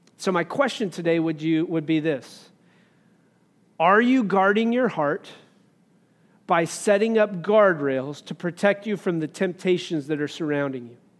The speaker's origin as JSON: {"language": "English", "region": "Wyoming", "country": "United States", "tie": "born or raised there", "said": "I grew up in Wyoming"}